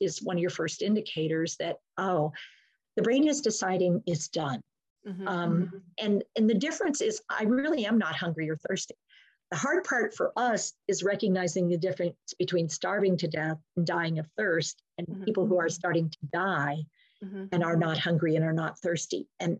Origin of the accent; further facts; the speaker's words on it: Efland, North Carolina, United States; I'm from Eflin, North Carolina, and you're from?